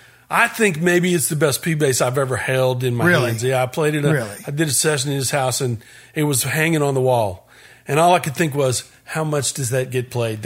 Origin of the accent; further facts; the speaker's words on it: West Virginia, United States; the State Fair is in my hometown in West Virginia.